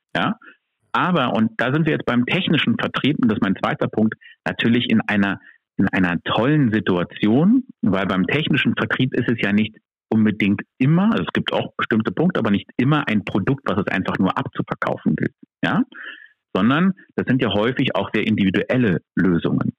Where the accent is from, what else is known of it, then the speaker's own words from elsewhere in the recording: Berlin, Germany; ich komme hier aus Berlin.